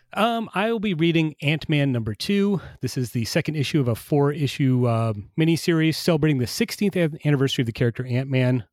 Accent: Traverse City, Michigan, United States; my hometown of Traverse City, Michigan

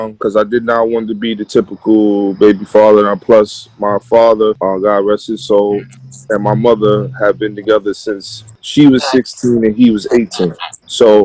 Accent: New York City, New York, United States; now in White Plains, United States; I'm from the Bronx. I live in White Plains

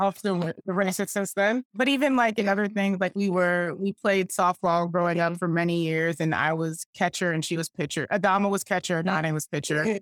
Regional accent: Atlanta, Georgia, United States; We grew up Southern Baptist in Atlanta, Georgia

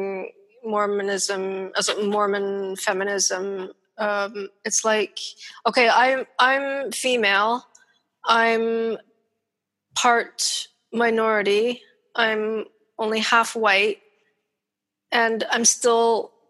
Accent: Ontario, Canada; moved away; I'm Canadian

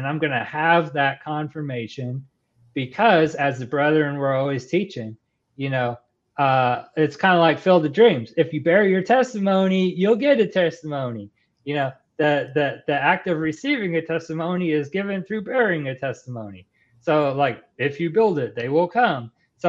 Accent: Texas, United States; born there; accent: Texan; So I was born in Texas, lived in Texas a couple times, stationed in Texas a couple times.

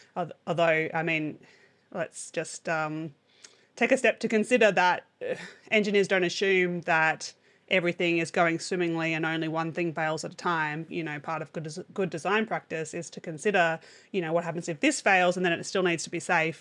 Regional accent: Australia; as an Australian

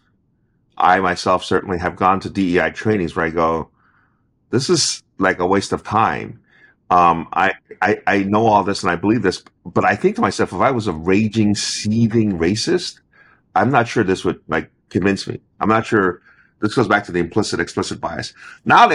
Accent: Monroeville, Pennsylvania, United States; I was born in Pittsburgh, Monroeville.

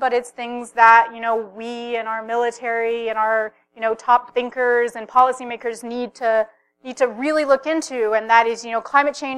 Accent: Philippines; I'm actually of the region. I am Filipina

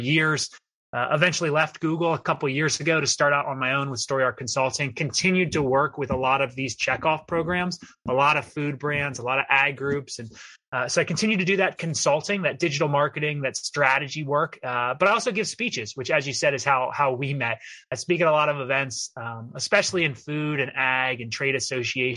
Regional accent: outside Philadelphia, Pennsylvania, United States; moved away as an adult; also born or lived in Pittsburgh / San Francisco; now in Washington, DC, United States; I'm a city kid. I grew up outside Philadelphia

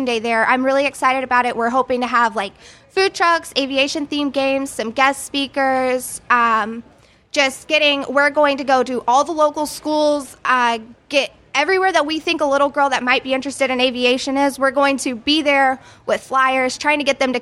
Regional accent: Lakeland, Florida, United States; moved away as an adult; now in Jacksonville, United States; back here at Lakeland, my hometown

